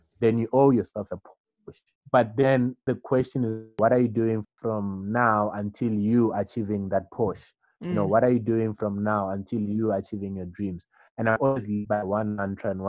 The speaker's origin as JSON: {"language": "English", "town": "Orange Farm", "region": "Gauteng", "country": "South Africa", "tie": "born or raised there", "said": "I grew up in Orange Farm"}